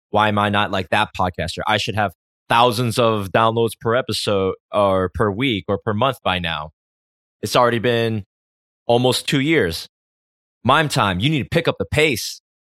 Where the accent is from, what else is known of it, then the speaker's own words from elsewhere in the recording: United States; I grew up in America